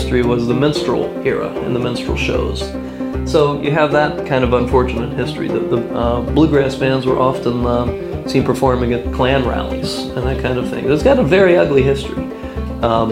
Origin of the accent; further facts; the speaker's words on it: Maryland, United States; we're from Maryland